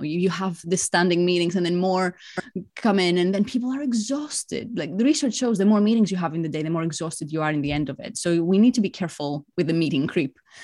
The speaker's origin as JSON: {"language": "English", "country": "Greece", "tie": "born or raised there", "also_born_or_lived": "Spain / France / Singapore", "moved": "as an adult", "lives_now": "London, United Kingdom", "said": "I'm Greek. I grew up in Greece."}